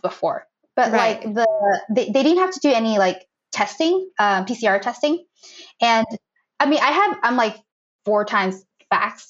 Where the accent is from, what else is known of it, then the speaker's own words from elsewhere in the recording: Boston, Massachusetts, United States; moved away as an adult; also born or lived in Fiji; now in Tokyo, Japan; We're both from Boston.